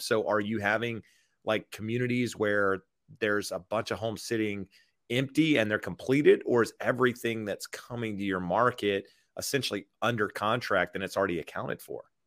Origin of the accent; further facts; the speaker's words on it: North Carolina, United States; I'm from North Carolina